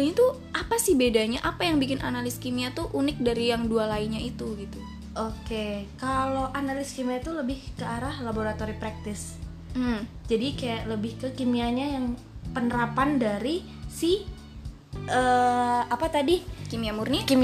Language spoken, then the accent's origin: Indonesian; Bali, Indonesia; born there; saya lahir di Bali, terus sering main ke sana.